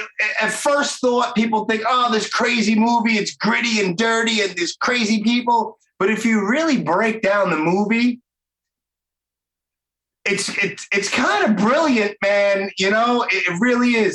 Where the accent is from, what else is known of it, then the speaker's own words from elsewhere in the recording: New York City, New York, United States; I'm from Brooklyn